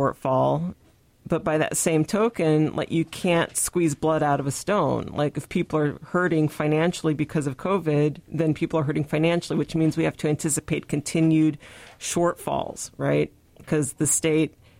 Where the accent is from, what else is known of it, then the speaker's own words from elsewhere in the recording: Tri-Cities, Washington, United States; also born or lived in Sunnyside, Washington; I grew up in the Tri-Cities